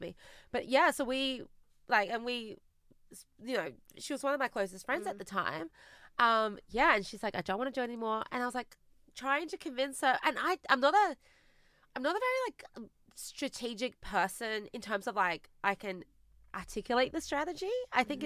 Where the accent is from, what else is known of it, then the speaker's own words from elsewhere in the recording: Australia; also born or lived in China; we immigrated to Australia together when I was eight